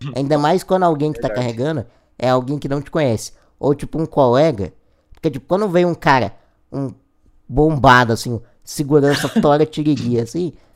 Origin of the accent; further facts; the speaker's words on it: Goiânia, Goiás, Brazil; eu sou de Goiás, de Goiânia, Goiás